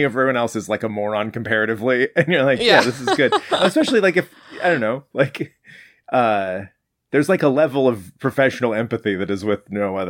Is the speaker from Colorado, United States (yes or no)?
no; Cedar Rapids, Iowa, United States; born or raised there